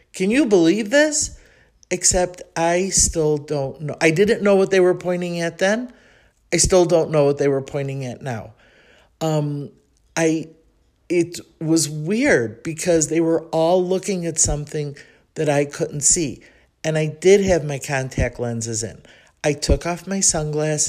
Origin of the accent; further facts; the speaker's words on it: Chicago, Illinois, United States; accent: Chicago; moved away as an adult; now in Mexico City, Mexico; my Chicago accent